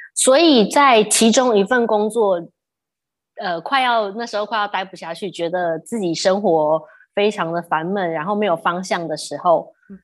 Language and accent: Chinese; Taipei, Taiwan; moved away as an adult; also born or lived in United States / Sydney, Australia / Cambodia; 我们在台湾长大都是美式美式英文嘛